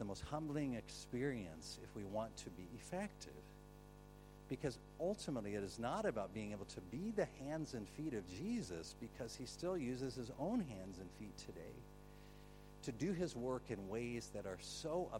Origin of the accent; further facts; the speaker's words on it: United States; I am from America